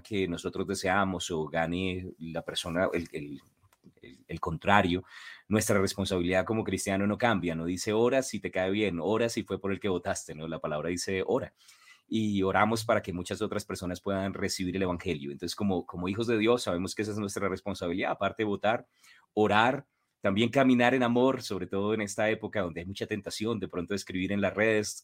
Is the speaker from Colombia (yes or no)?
yes; Colombia; como buenos colombianos